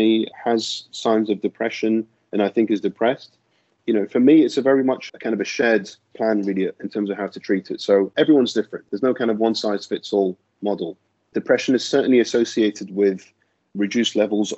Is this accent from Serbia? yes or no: no; London, United Kingdom; moved away as an adult; I'm a GP from London, and that's where I'm from originally